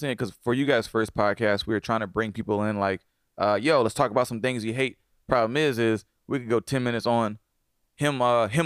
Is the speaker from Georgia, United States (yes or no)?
yes; Atlanta, Georgia, United States; Atlanta, son. I'm from.